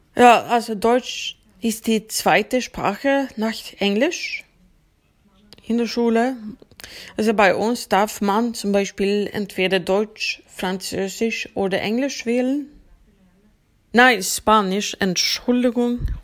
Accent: Uppsala, Uppsala County, Sweden; German is a second language; ich komme aus Uppsala, Schweden. Uppsala liegt ca. 70 Kilometer nördlich von Stockholm entfernt. Ich bin auch dort geboren und aufgewachsen

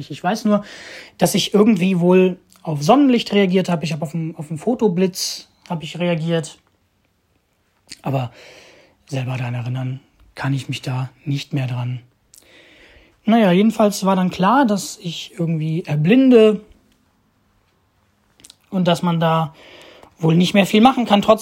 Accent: Moscow, Russia; born there; Ich bin geboren 1996 in Moskau, leider ein bisschen zu früh.

